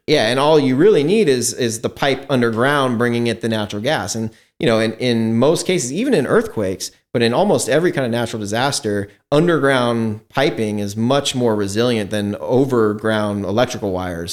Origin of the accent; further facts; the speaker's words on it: Seattle, Washington, United States; now in Livermore, United States; I grew up in Seattle, in Washington State